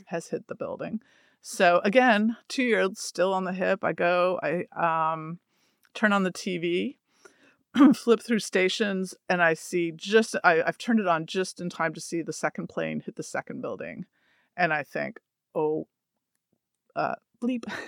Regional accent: Toronto, Ontario, Canada; moved away; I'm from Toronto

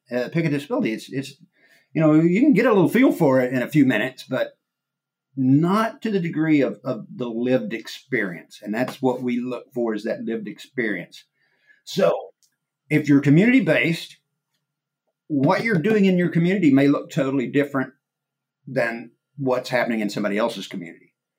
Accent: Arkansas, United States; growing up in Arkansas, I was a diehard Razorback fan

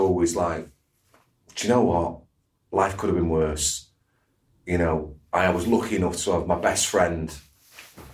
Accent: Cheadle, United Kingdom; I was brought up in Cheadle

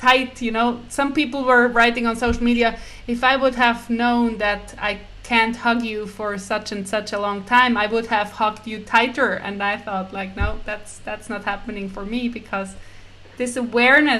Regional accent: Switzerland; I'm from Switzerland

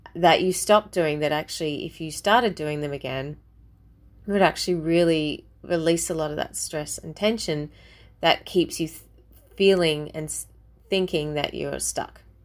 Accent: Australia; as an Aussie

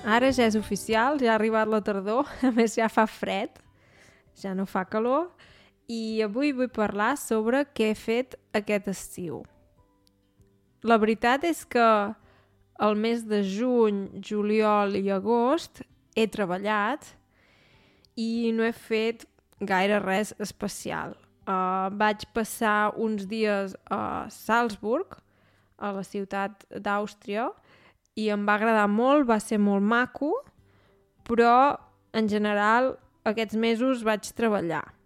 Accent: Osona, Catalonia, Spain; now in Germany; la meva comarca, que és la comarca d'Osona

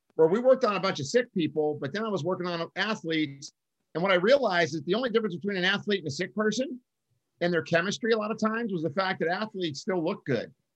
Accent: Pittsburgh, Pennsylvania, United States; now in Southern California, United States; I'm from Pittsburgh

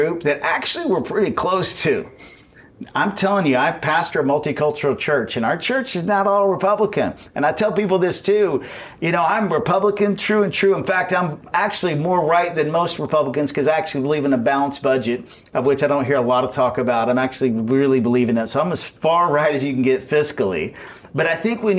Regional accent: Texas, United States; I'm from Texas.

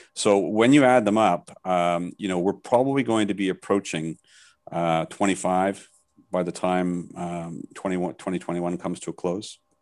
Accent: Canada; now in Thailand; I'm Canadian, but I live in Thailand, so I'm back and forth quite a bit

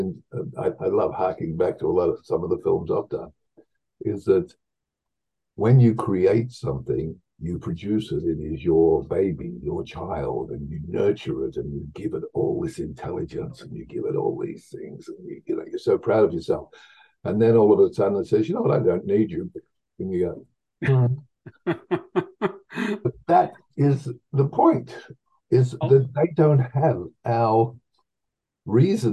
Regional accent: Victoria, Australia; moved away; I grew up on a farm in the middle of nowhere in Australia

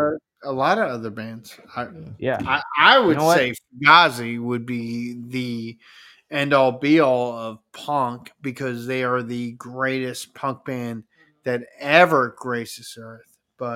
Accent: New Haven, Connecticut, United States; I'm from New Haven.

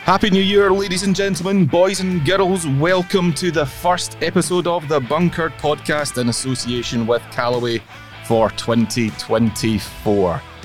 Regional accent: Northern Isles, Scotland, United Kingdom; moved away; Growing up in the islands, albeit I didn't grow up in the Western Isles where it's prominent, I grew up in the Northern Isles

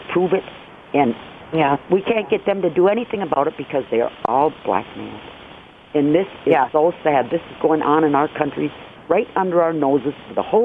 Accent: United States; as an American

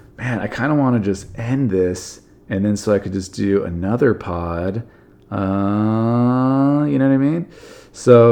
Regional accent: Southern California, United States; I'm from Southern California

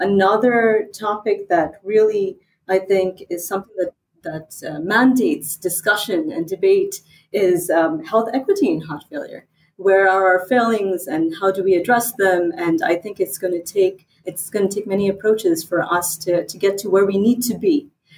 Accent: England, United Kingdom; also born or lived in India / United States; my accent is still catching up, I think, because I was born in England, and I grew up between England, India, and the United States

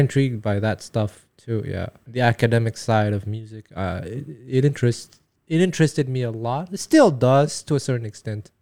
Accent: Montreal, Quebec, Canada; first language Taiwanese; English is a second language; moved away as an adult; now in Japan; I was born and raised in Montreal, Quebec

